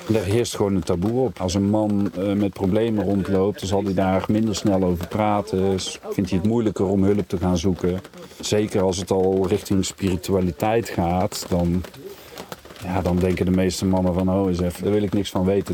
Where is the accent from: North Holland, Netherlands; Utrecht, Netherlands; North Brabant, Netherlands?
North Brabant, Netherlands; Kaatsheuvel; ik kom uit Kaatsheuvel.